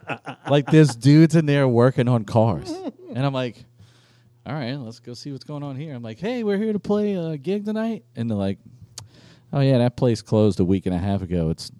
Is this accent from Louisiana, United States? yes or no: yes; Metairie, Louisiana, United States; because I'm from Metairie.